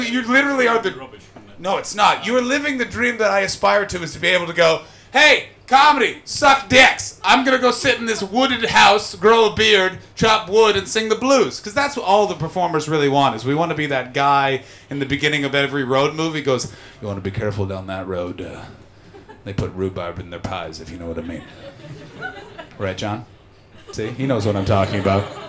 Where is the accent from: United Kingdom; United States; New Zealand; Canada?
Canada; As a Canadian